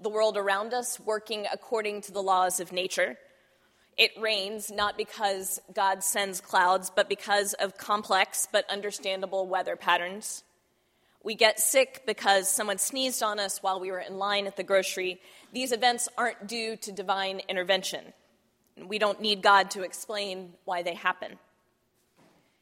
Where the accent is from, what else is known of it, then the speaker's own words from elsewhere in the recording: Texas, United States; I grew up in Texas